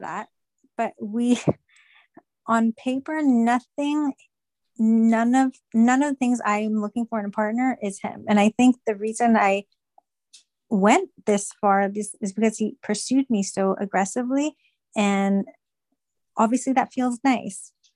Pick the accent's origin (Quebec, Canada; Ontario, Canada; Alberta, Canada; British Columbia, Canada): Ontario, Canada; Toronto; I'm actually from Toronto as well